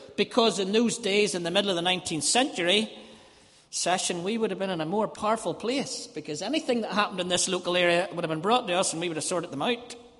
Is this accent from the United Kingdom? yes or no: yes; Ballymena, Northern Ireland, United Kingdom; moved away as an adult; also born or lived in Dublin; I was from Ballymena